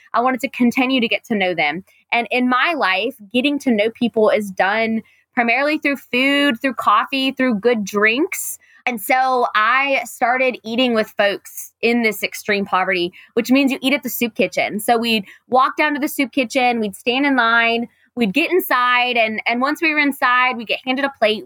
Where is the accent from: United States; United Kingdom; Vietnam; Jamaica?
United States; Raleigh, North Carolina; I grew up in Raleigh, lucky to have grown up in Raleigh Still live in Raleigh.